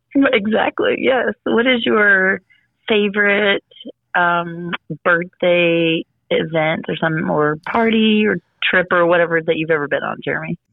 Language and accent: English; Galveston, Texas, United States; I'm from Galveston